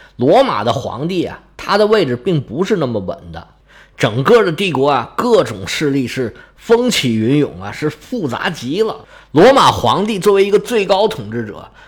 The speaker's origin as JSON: {"language": "Chinese", "country": "China", "said": "我们中国人"}